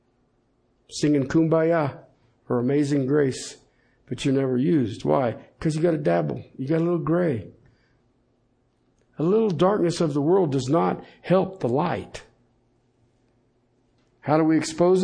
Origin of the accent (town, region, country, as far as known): Colorado, United States